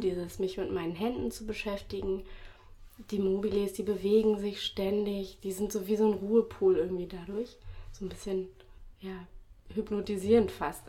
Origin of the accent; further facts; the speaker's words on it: Berlin, Germany; also born or lived in England; wir wollen zurück nach Berlin, wir kommen aus Berlin.